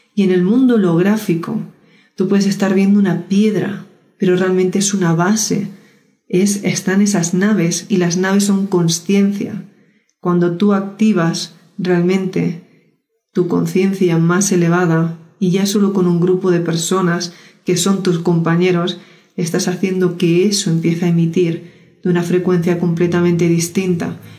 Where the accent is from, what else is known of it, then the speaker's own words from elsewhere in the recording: Spain; yo soy española